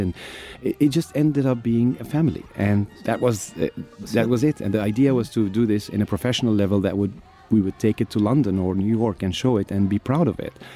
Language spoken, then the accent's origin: English; Egypt; also born or lived in United Kingdom; I'm an actor from Egypt